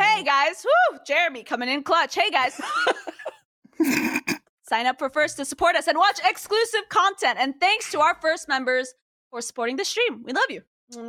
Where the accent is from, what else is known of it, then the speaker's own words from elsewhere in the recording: New York, United States; I'm from New York.